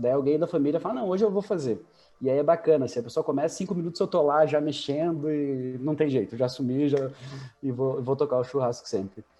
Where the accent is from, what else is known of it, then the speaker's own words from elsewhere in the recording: Campo Largo, Paraná, Brazil; also born or lived in Curitiba; eu sou nascido e criado em São Silvestre, que é um distrito de, de Campo Largo, aqui na, na, na, na região metropolitana de Curitiba